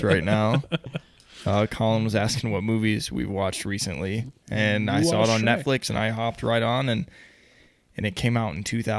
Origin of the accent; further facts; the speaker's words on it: Texas, United States; also born or lived in Ohio; now in Utah, United States; in the South, like where I grew up in Texas